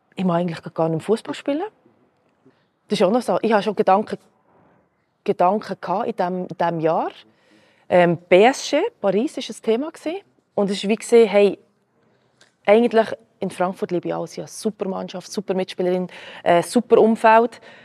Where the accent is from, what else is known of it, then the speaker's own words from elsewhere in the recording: Switzerland; first language Croatian; hier geboren, hier aufgewachsen